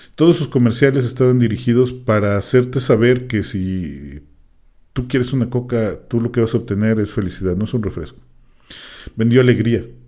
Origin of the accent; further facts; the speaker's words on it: Mexico; al menos aquí en México, porque es un dicho que nosotros decimos